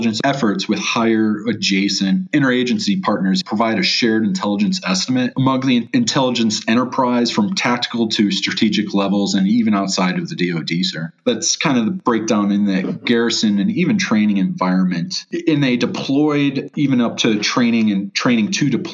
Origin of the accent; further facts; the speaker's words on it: Chicago, Illinois, United States; I'm from Chicago, Illinois.